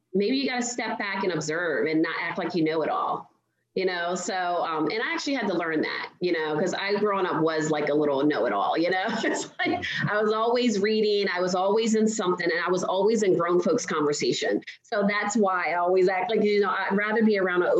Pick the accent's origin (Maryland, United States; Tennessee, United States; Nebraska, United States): Maryland, United States; Baltimore; I'm originally from Baltimore